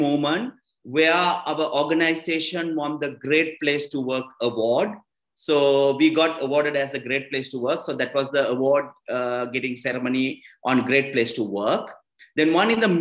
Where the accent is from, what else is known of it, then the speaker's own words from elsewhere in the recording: Kandy, Central Province, Sri Lanka; I come from Kandy. I'm from Kandy and I'm from Sri Lanka.